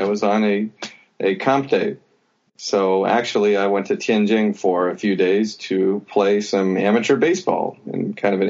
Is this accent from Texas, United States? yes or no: no; Crawfordsville, Indiana, United States; moved away as an adult; now in China; I was born in Crawfordsville, Indiana. It's a small town of about 11,000 people.